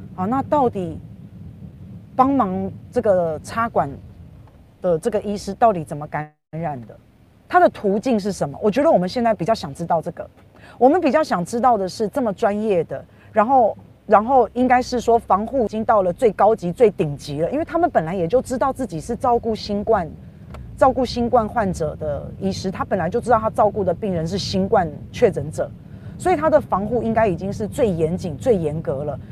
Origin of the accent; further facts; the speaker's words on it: Taiwan; 我们台湾人